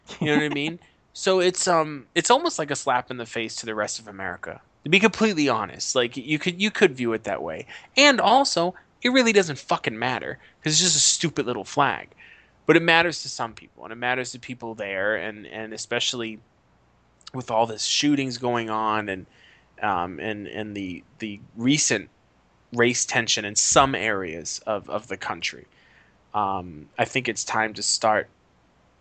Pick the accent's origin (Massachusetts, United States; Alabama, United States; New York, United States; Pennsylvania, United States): Massachusetts, United States; Boston; I'm from Boston, I'm from the North